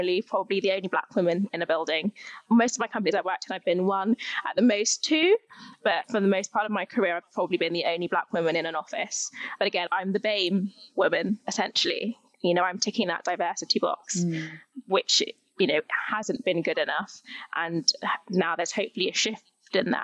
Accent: United Kingdom; My family are from Jamaica, so I was born here, so I'm British Caribbean

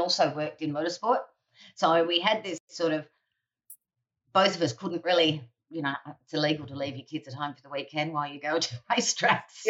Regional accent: Central Coast, north of Sydney, New South Wales, Australia; I grew up on the Central Coast, north of Sydney

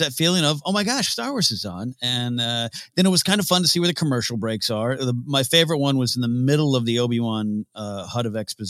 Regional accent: Pismo Beach, California, United States; Grace and I headed up to my hometown area of Rio Grande Pismo Beach. And my folks still live up there

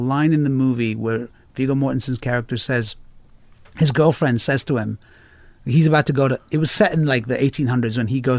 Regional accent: India; I don't know, I'm Indian, maybe, probably, I probably

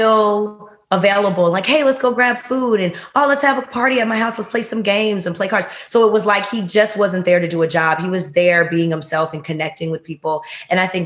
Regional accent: Chicago, Illinois, United States

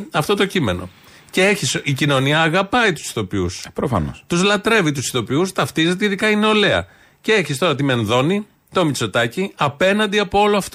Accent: Ilioupoli, Attica, Greece; Και εγώ που γεννήθηκα και μένω στην Ηλιούπολη ναι. τα τελευταία 32 χρόνια.

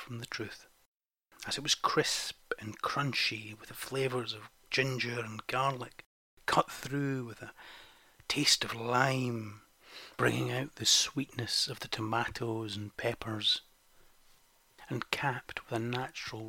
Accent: Scotland, United Kingdom; Being Scottish

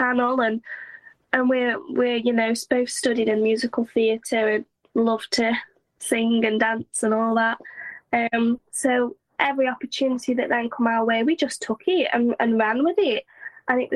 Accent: Stoke-on-Trent, West Midlands, United Kingdom; now in Bournemouth, United Kingdom; I'm not from Stoke. I am from Stoke, but I don't live there. And I moved to Bournemouth

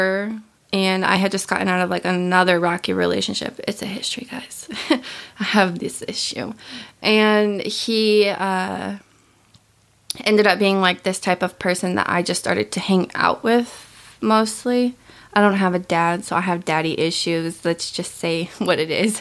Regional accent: Midwest, United States; I grew up with here in the Midwest

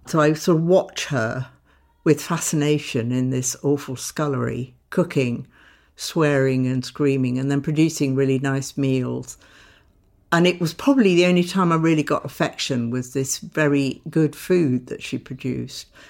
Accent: Sidcup, London, United Kingdom; I grew up in Tidcup in a middle class family, quite aspirational

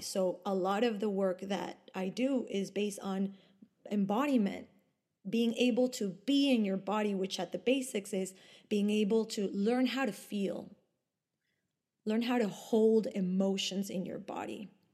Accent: Ecuador; English is a second language; moved away as an adult; also born or lived in Argentina / Italy; now in Sweden; I was born and raised in Ecuador, but my parents and my ancestors are from Argentina and from Italy

